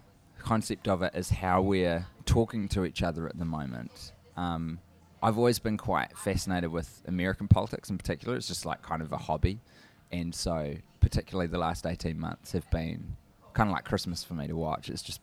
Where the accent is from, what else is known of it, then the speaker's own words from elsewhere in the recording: New Zealand; from New Zealand